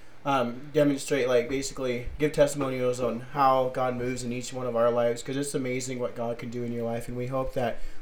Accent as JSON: {"language": "English", "town": "Fallon", "region": "Nevada", "country": "United States", "tie": "born or raised there", "said": "born and raised in Fallon, Nevada."}